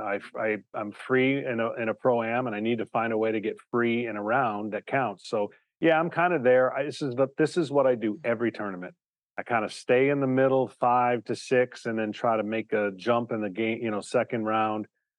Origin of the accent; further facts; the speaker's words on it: Michigan, United States; Well, you know, growing up in Michigan, the seasons change sports.